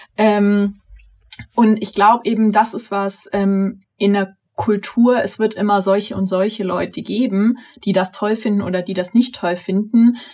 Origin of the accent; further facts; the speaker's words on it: near Augsburg, Bavaria, Germany; moved away; Eigentlich wäre ich auch gerne in Bayern geblieben. Ich komme ja aus der Nähe von Augsburg eigentlich